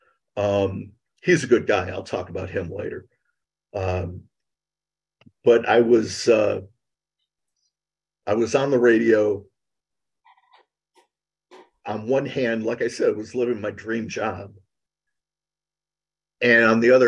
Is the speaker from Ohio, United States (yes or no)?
yes; Cleveland, Ohio, United States; I was born and raised in Cleveland, Ohio